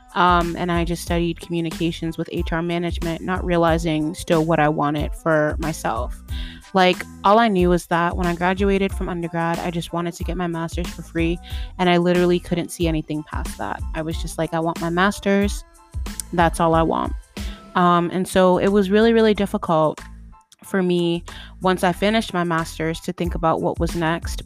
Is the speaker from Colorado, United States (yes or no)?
no; Boston, Massachusetts, United States; I'm from Boston, Mass, and I still live in Boston